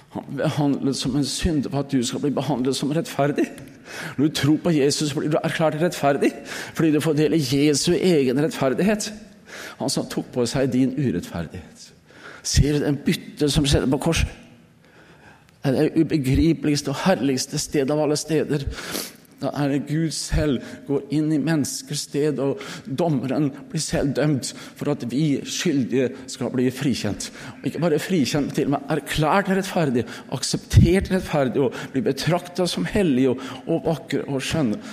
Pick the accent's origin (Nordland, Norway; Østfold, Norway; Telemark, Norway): Østfold, Norway; moved away; hjemme i Østfold